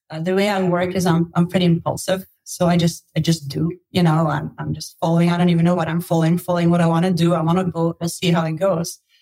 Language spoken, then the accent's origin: English; Belgium; moved away as an adult; also born or lived in Australia / United States; I grew up in Belgium, lived in Belgium, studied in Belgium, worked in Belgium for a while